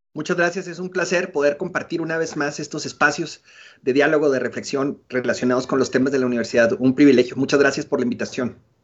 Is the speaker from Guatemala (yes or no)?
no; Chihuahua, Mexico; moved away as an adult; now in Cuauhtémoc, Mexico; yo soy originario de Ciudad Chihuahua